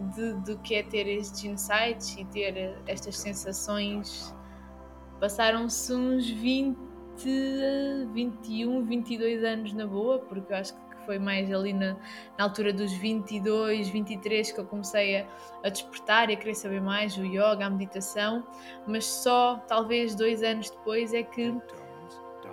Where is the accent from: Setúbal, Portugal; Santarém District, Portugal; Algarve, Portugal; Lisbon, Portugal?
Algarve, Portugal; nós estamos aqui e somos né, do Algarve.